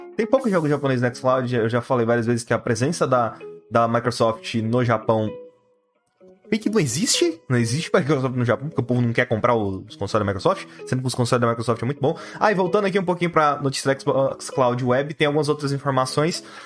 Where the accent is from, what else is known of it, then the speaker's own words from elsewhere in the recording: Brazil; a gente é brasileiro